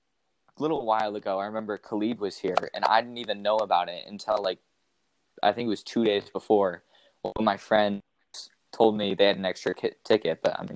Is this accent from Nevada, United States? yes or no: yes; Las Vegas, Nevada, United States; the kid heard that I was from Vegas